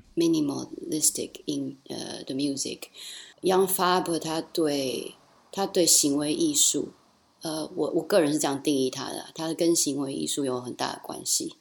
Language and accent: Chinese; Taichung, Taiwan; moved away as an adult; also born or lived in Rotterdam, Netherlands; now in Brussels, Belgium; 我是台中的女儿